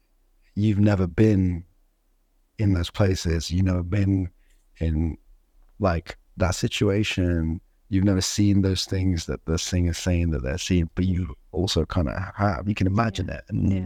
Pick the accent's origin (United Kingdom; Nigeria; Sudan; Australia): Sudan; like I'm from Sudan and there was like a war